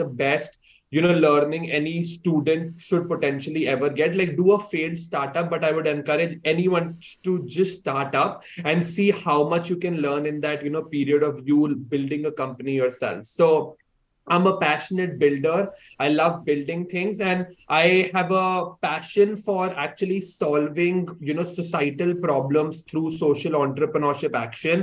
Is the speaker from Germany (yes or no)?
no; India; moved away as an adult; now in Hong Kong; I was born and brought up in India and I did my entire education in India as well before I decided to come to Hong Kong to pursue my undergraduate studies.